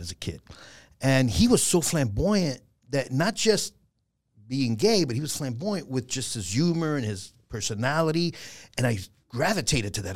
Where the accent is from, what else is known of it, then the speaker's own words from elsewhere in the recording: New York City, New York, United States; growing up in the Bronx was, and I was raised mostly with my grandmother